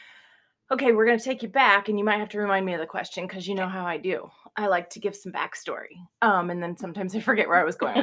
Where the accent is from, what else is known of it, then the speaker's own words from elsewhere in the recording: Cedar Rapids, Iowa, United States; Cedar Rapids, Iowa